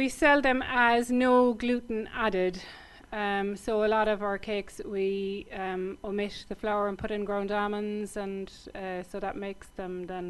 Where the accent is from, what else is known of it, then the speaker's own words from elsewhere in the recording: Cork, Munster, Ireland; moved away as an adult; now in West Cork, Ireland; I worked in a few different establishments in Cork, because I'm originally from Cork.